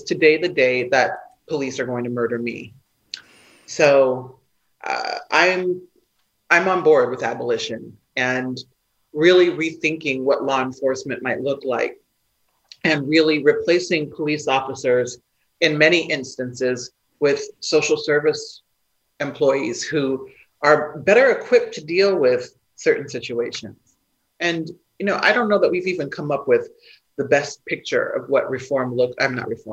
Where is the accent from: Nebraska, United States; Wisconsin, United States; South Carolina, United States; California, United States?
Nebraska, United States; I'm from Nebraska